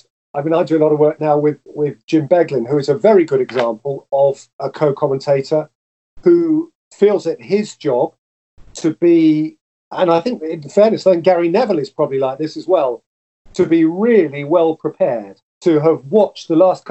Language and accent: English; England, United Kingdom